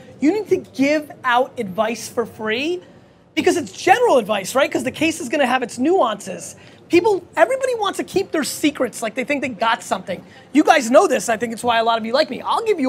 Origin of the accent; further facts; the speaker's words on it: Babruisk, Mogilev Region, Belarus; now in United States; I'm from Babruisk, it's a small fucking place.